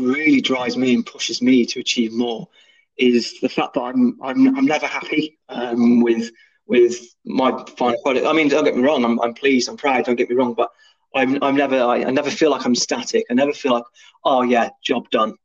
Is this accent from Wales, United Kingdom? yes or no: yes; Mid Wales, United Kingdom; This small little lad from Mid Wales